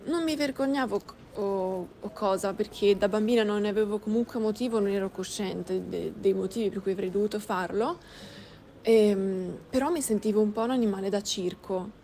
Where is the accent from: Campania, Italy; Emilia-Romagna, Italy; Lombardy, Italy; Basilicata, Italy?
Lombardy, Italy; Milan; first language Russian; Italian is a second language; Io sono nata a Milano da un padre italiano